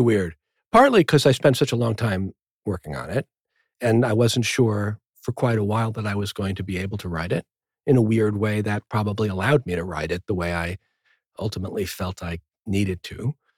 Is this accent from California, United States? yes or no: no; New Rochelle, New York, United States; also born or lived in Manhattan, New York / Brookline, Massachusetts; I was born in Manhattan. We moved when I was seven to Brookline, Massachusetts for three years, and then we moved to New Rochelle, a Westchester